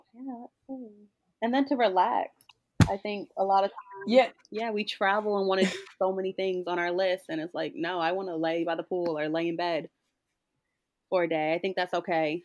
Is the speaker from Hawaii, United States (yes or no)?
no; Newport, Rhode Island, United States; I'm from Rhode Island, but I'm also from a small town in Rhode Island, which is Newport